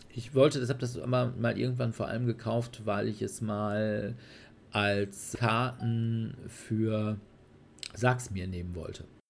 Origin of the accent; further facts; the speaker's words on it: Sauerland, North Rhine-Westphalia, Germany; ich bin gebürtiger Sauerländer